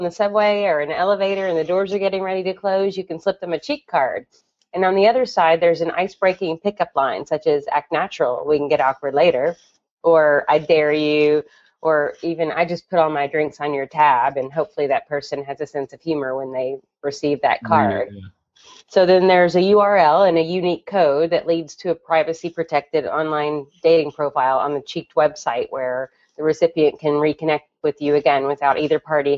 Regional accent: Kentucky, United States; moved away as an adult; now in New York City, United States; I'm from Kentucky, and 18 years ago, I tossed up my hat and left architecture school to move to New York City

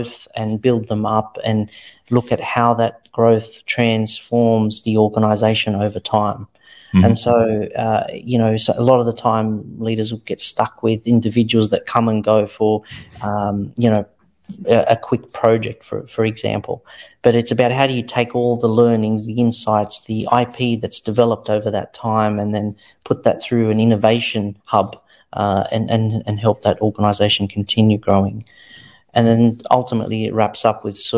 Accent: Australia; I grew up here in Australia

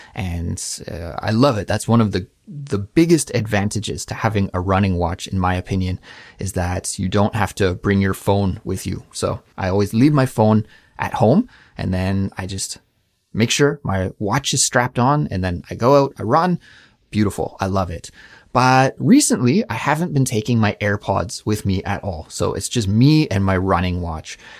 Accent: Canada; moved away as an adult; also born or lived in Montreal; now in South Korea; a Canadian person living abroad in South Korea

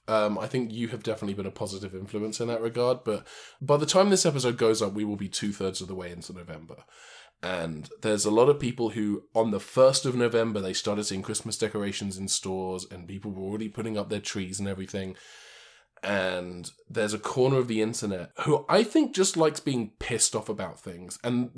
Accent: United Kingdom; Because I'm British

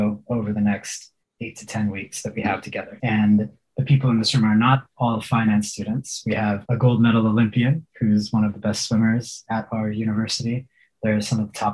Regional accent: Houston, Texas, United States; I grew up in Houston

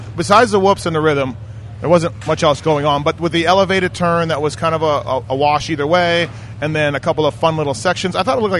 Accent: Canada; I'm from Canada.

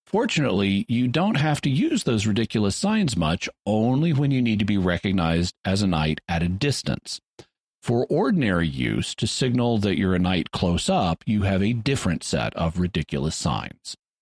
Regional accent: the South, United States; I was born in the South

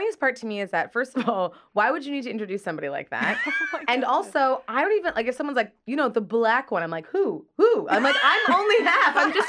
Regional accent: Nigeria; I'm like, I'm from Nigeria.

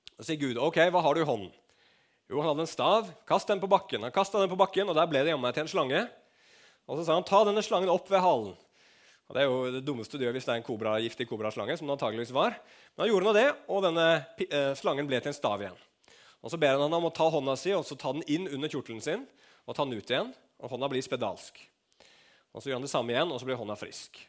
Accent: Norway; Vi er nordmenn

